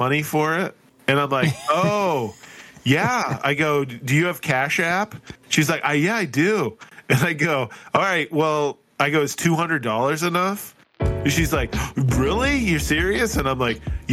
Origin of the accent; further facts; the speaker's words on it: Detroit, Michigan, United States; I'm from Detroit